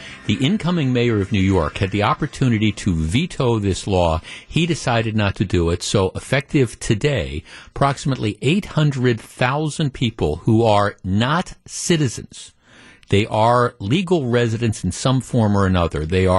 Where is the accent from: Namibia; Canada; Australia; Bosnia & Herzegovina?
Canada; now in United States; I'm a Canadian. I've been here for 20 years on a green card.